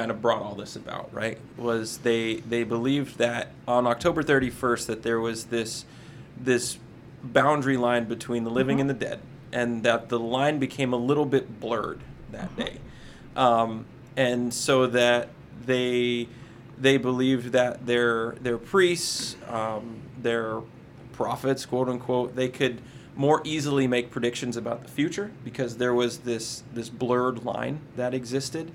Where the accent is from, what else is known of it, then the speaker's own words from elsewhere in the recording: Northeast Pennsylvania, United States; now in Florida, United States; growing up in Northeast Pennsylvania